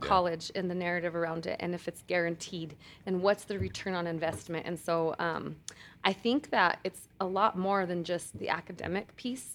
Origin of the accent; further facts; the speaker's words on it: San Luis, Colorado, United States; moved away as an adult; also born or lived in Alamosa, Colorado; now in Denver, United States; I, um, am from the San Luis Valley, born and raised